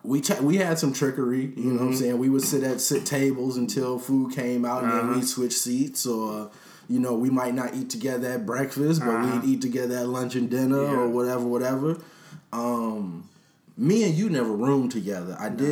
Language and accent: English; Chicago, Illinois, United States; I grew up in Beverly.